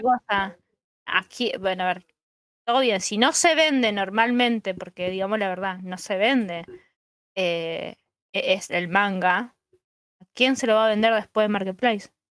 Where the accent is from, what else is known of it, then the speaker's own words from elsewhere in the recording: Santa Fe, Argentina; yo soy de Santa Fe Capital